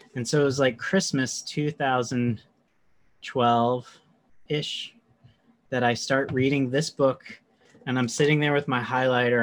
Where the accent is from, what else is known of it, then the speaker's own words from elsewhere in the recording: North Carolina, United States; accent: southern; now in New York City, United States; I'm a transplant. I'm from North Carolina originally